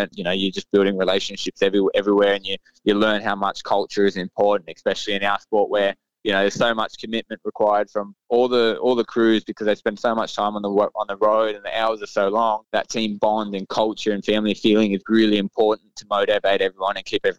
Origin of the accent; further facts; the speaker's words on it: Sydney, New South Wales, Australia; Cam and I, obviously, he's from Canberra, I'm from Sydney, so he's a little bit older than me.